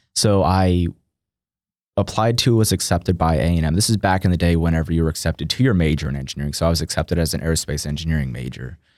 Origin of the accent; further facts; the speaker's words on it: Austin, Texas, United States; now in College Station, United States; born and raised in Austin, Texas